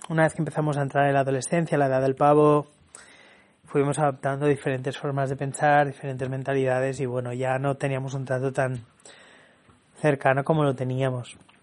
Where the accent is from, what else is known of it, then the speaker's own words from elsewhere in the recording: Barcelona, Catalonia, Spain; also born or lived in Villafranca de los Barros, Badajoz, Extremadura; Nací en Barcelona y a excepción de dos años he vivido toda mi vida en Barcelona